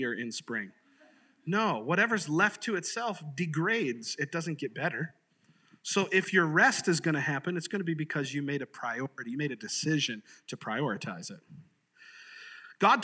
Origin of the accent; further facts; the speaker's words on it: Sarasota, Florida, United States; I grew up in Sarasota, Florida